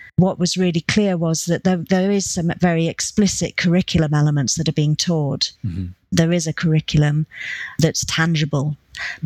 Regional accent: United Kingdom; as UK British people

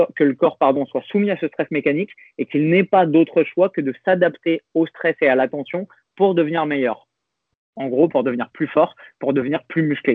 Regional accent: France; on est français

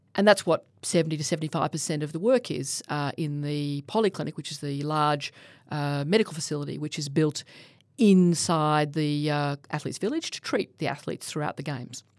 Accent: Australia; as an Australian

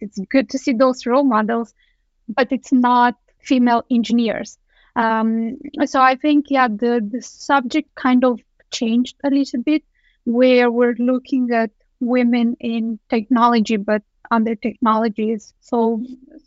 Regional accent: Romania; moved away as an adult; now in Denmark; I am originally from Romania. I have moved to Denmark 11 years ago.

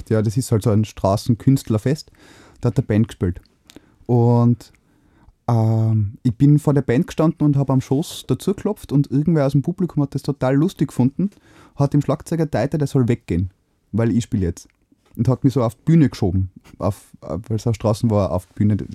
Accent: Innsbruck, Tyrol, Austria; Gebürtiger Innsbrucker.

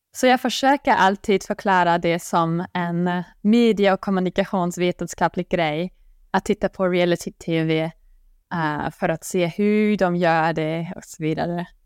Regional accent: Bonn, North Rhine-Westphalia, Germany; Swedish is a second language; moved away as an adult; now in Sweden; jag kommer från Bonn som är ganska nära Köln

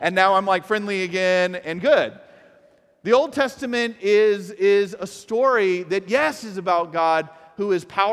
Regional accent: Atlanta, Georgia, United States; moved away; I am from Atlanta, Atlanta, Georgia

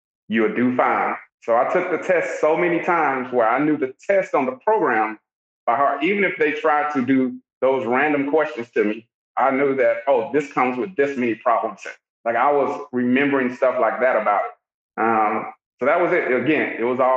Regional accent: Augusta, Georgia, United States; I'm from Augusta, Georgia.

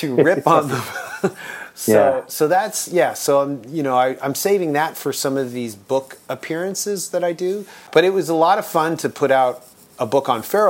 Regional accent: Toronto, Ontario, Canada; we're from Toronto

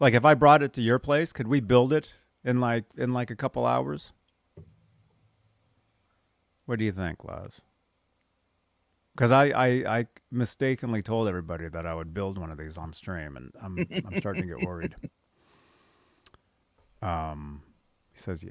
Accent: Walnut Creek, California, United States; also born or lived in Florida; Walnut Creek is my hometown

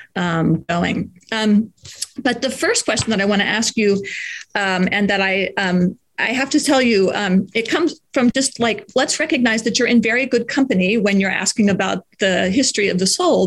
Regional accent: United States; speaking as an American in an American context

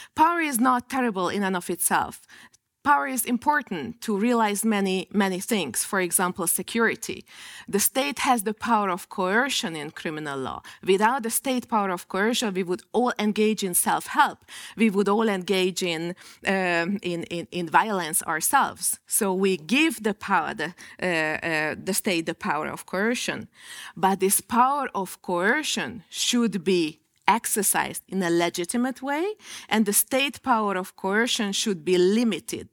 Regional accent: Hungary; in my home country

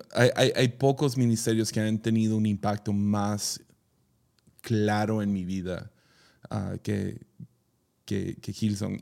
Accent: Mazatlán, Sinaloa, Mexico; yo crecí en Mazatlán

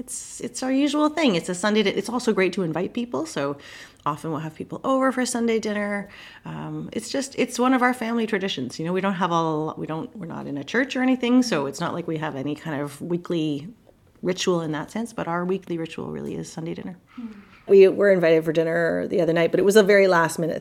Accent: Montreal, Quebec, Canada; I grew up in Montreal in the suburbs

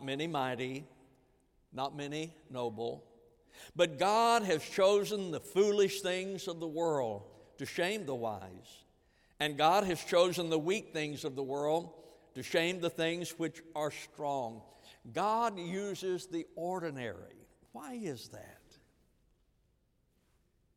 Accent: Iowa Park, Texas, United States; now in Columbia, United States; I grew up in Iowa Park, Texas

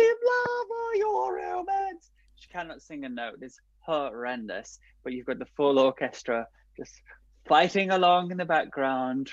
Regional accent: Liverpool, North West England, United Kingdom; moved away; I had quite a rich cultural upbringing growing up in Liverpool

